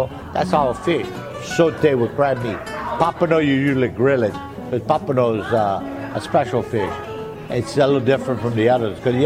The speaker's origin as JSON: {"language": "English", "area": "the Bayou", "region": "South Louisiana", "country": "United States", "tie": "born or raised there", "first_language": "French", "second_language": "English", "said": "I'm from the Bayou. I've been here at Galatoire since 1967."}